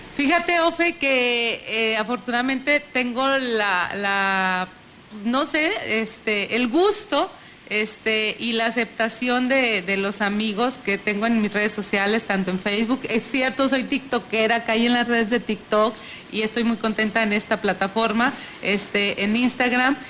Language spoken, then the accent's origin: Spanish; Tamuín, San Luis Potosí, Mexico; yo soy de ahí de Tamuín